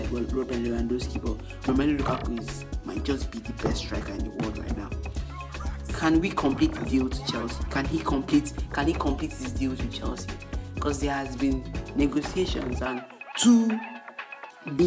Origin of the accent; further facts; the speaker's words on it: Nigeria; Being that I'm not in America, I might not understand the full concept, the full story about it, but as a Nigerian